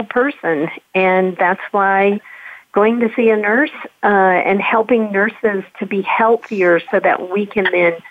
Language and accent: English; North Carolina, United States; I grew up in North Carolina. I grew up in the South.